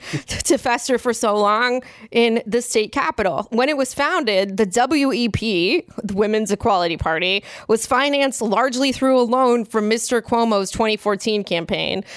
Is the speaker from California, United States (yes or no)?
yes; California, United States; moved away as an adult; now in New York, United States; I'm a Californian